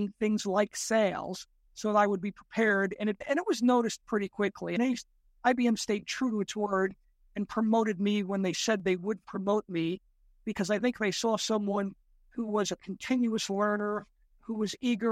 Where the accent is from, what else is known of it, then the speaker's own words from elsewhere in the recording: New York City, New York, United States; I grew up in the Bronx, New York, part of New York City